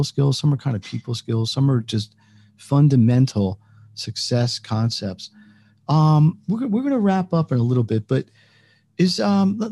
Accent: United States; being American

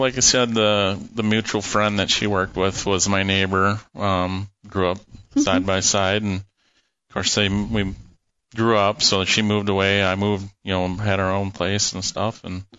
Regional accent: Owatonna, Minnesota, United States; I've been born and raised in Owatonna all my life.

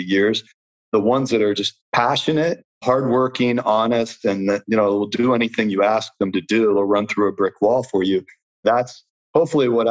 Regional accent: London, Ohio, United States; I grew up in a small county seat town, about 9,000 people, 30 minutes west of Columbus, called London, Ohio

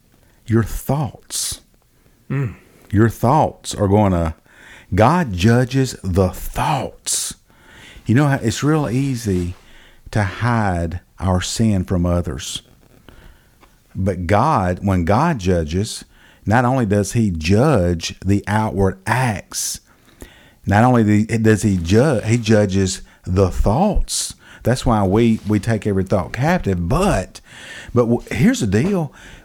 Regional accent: Rialto, California, United States; I grew up in Rialto. We used to go down to Billy Farmer's, Billy Farmer's little store down there by the railroad track.

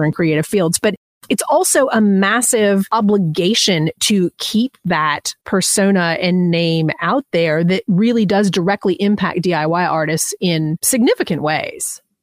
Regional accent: Southeast, United States; I'm from the Southeast.

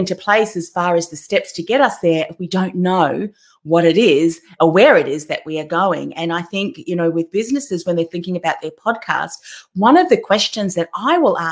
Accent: Melbourne, Victoria, Australia; I'm from Melbourne too

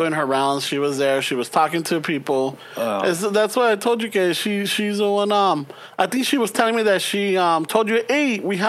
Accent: Los Angeles, California, United States; also born or lived in South Central, Los Angeles; I was born in East LA, raised in Boyle Heights till I was like 11.

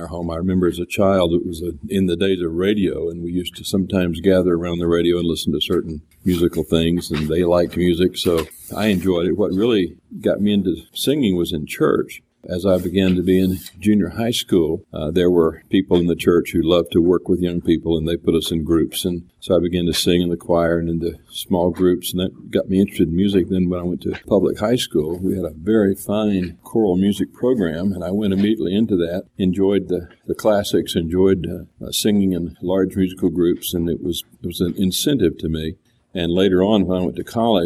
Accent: Pensacola, Florida, United States; Most of my childhood was spent in Pensacola, Florida, West Florida.

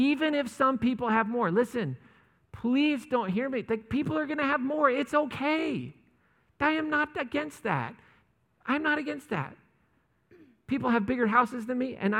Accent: United States; as American Christians

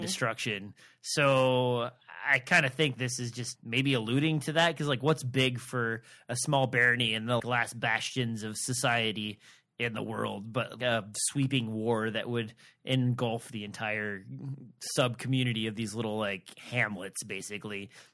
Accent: Nebraska, United States; I'm from Nebraska

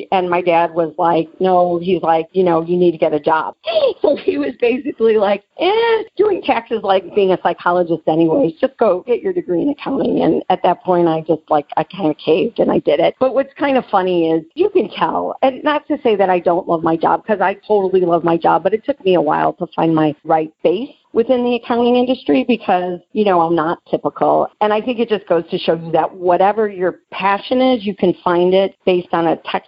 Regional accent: Chicago, Illinois, United States; I'm from Chicago and I lived at Georgetown for the summer.

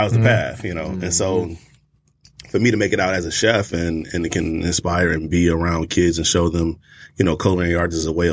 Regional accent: Detroit, Michigan, United States; moved away as an adult; growing up in Detroit, we had a backyard with a farm already

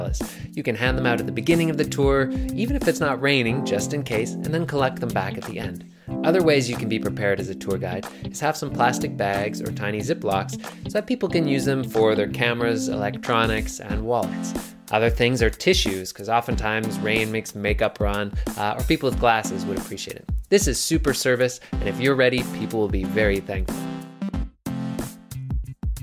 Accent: Nova Scotia, Canada

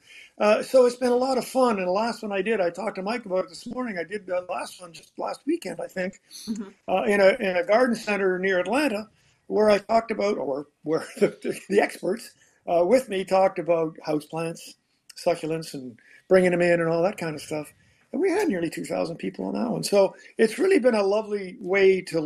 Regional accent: Canada; moved away as an adult; now in Georgia, United States; We came from Canada

